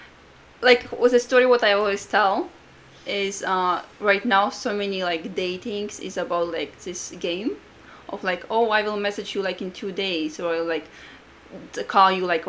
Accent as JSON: {"language": "English", "country": "Latvia", "second_language": "English", "moved": "as an adult", "lives_now": "United States", "said": "I'm from Latvia. I came to America for the internship when I was 23 years old"}